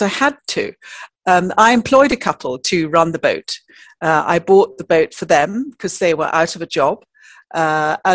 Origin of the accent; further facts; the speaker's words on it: Yorkshire and the Humber, United Kingdom; I come from Yorkshire